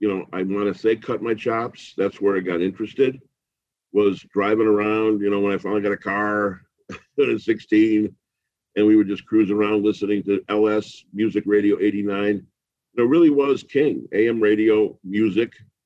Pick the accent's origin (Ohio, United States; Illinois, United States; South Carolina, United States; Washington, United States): Illinois, United States; Chicago; I grew up in Chicago